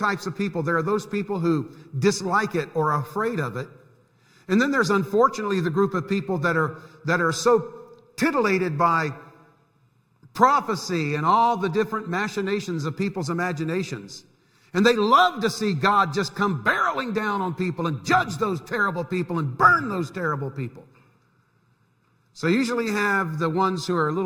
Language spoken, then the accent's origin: English; Central Florida, United States; moved away; When I was growing up in Central Florida, we had snowbirds down there too